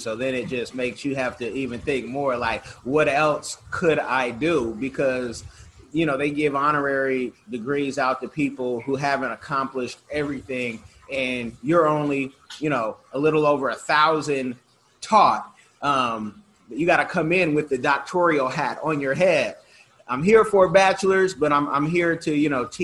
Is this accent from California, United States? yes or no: yes; Bay Area, California, United States; growing up in the Bay Area where it was a mix